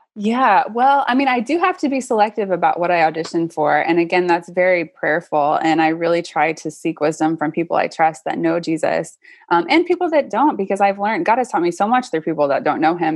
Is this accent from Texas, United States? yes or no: yes; Austin, Texas, United States; I grew up in Austin